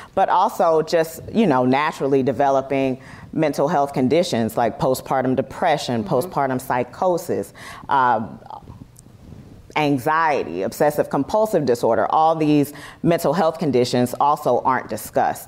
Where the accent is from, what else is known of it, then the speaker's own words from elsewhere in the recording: South Carolina, United States; now in Los Angeles, United States; my hometown in South Carolina versus where I live now in Los Angeles